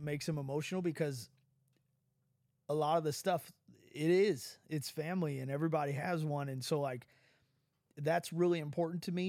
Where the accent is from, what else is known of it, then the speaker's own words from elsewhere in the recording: United States; As an American